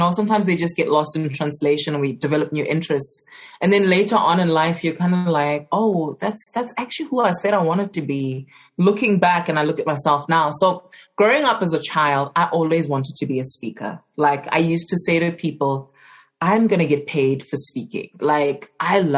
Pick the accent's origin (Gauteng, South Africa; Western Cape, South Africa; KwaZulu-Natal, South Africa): Gauteng, South Africa; Johannesburg; I grew up in Johannesburg, specifically in Alexandra